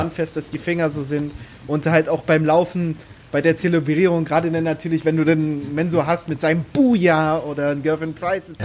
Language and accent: German; Strausberg, Brandenburg, Germany; Ich jetzt in Strausberg auch. Ich, ich liebe es einfach, äh, in dieser Stadt zu leben.